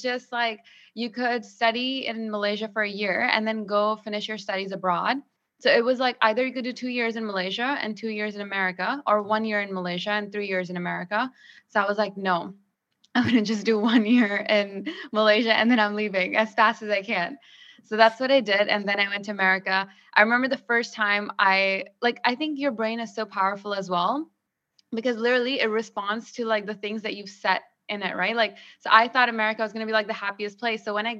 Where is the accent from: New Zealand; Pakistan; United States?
Pakistan; moved away; So when I grew up in Pakistan, I didn't have as much freedom.